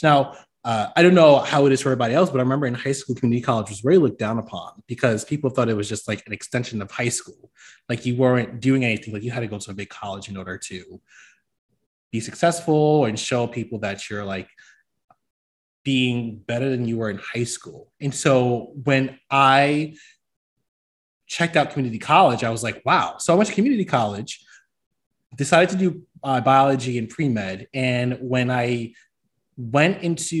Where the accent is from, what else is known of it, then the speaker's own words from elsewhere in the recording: New York City, New York, United States; now in Birmingham, United States; I'm from the Bronx, New York